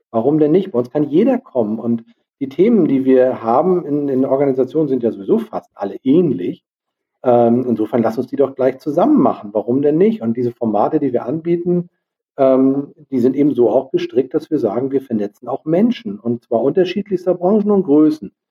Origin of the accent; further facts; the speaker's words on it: Lübeck, Schleswig-Holstein, Germany; Wir kommen ja aus Lübeck.